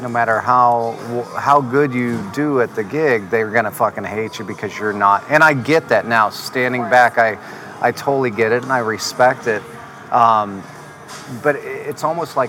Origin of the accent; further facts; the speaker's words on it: Indiana, United States; we're both from Indiana